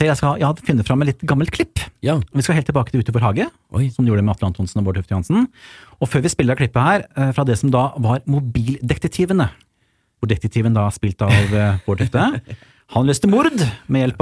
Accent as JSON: {"language": "Norwegian", "town": "Kongsvinger", "region": "Innlandet", "country": "Norway"}